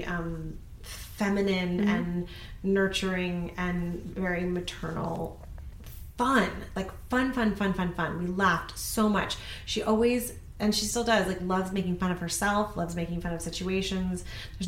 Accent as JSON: {"language": "English", "town": "Los Angeles", "region": "California", "country": "United States", "tie": "born or raised there", "also_born_or_lived": "Columbia, Missouri / New York", "said": "So we moved to Los Angeles from New York"}